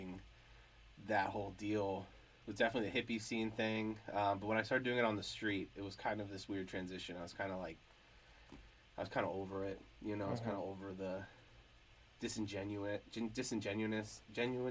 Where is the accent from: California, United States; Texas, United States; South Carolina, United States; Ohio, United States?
California, United States; Hollister; moved away as an adult; I would say I was raised in Hollister, that's what I say. And because I wasn't born in Hollister, and I moved around a lot before I was even, like, 8 or 7 or something